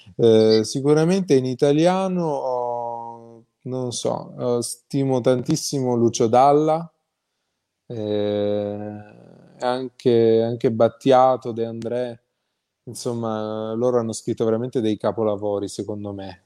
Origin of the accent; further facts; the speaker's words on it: Calabria, Italy; io sono calabrese